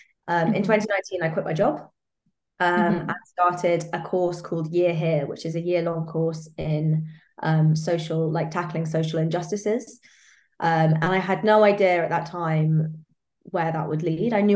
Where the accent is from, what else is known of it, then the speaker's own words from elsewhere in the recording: London, United Kingdom; I was born and raised in Hackney in East London, and I still live there now